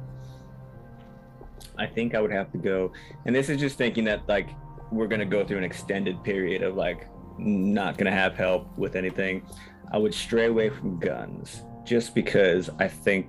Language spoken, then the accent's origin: English; Hawaii, United States; I'm from Hawaii